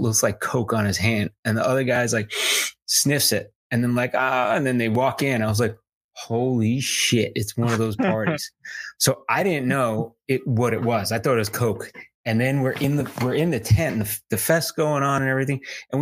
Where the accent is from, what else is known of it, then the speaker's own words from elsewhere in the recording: United States; As an American